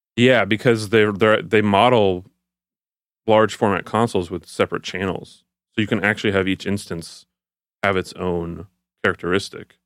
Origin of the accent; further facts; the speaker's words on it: Houston, Texas, United States; I'm from Houston, so I started school at the University of Houston